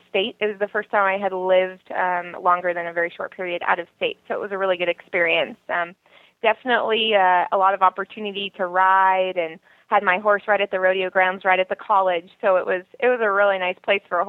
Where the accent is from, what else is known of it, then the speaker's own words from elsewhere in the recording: Jamul, California, United States; moved away as an adult; now in San Luis Obispo, United States; I grew up in San Diego County, actually, in a very, very, very small town called Jamul, California.